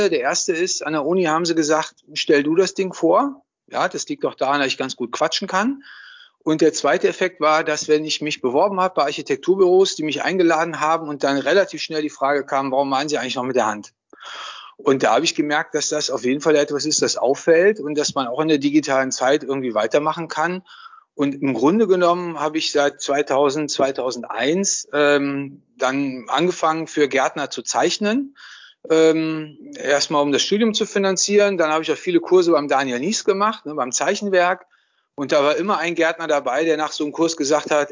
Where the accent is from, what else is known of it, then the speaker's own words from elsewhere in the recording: Düsseldorf, North Rhine-Westphalia, Germany; moved away as an adult; Ach komm, also ich bin ja Düsseldorfer.